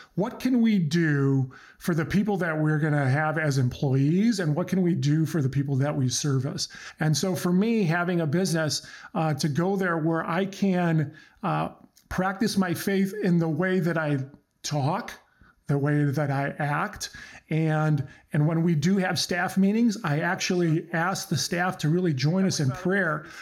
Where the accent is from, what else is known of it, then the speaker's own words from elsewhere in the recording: United States; first language Croatian; English is a second language; My parents came over from Croatia um, many, many years ago, uh, 1970. I was born here in the States